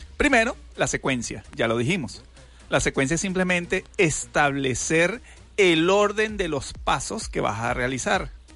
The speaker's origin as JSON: {"language": "Spanish", "country": "Venezuela", "said": "como buenos venezolanos"}